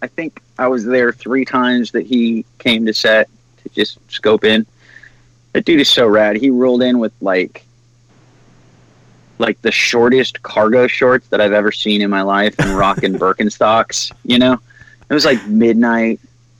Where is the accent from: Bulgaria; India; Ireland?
Ireland; I'm Irish. You'll never hear those words string together out of my mouth.